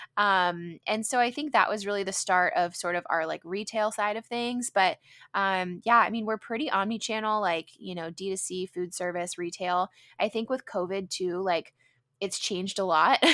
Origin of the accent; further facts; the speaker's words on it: San Diego, California, United States; growing up in San Diego, being, you know, in a predominantly white neighborhood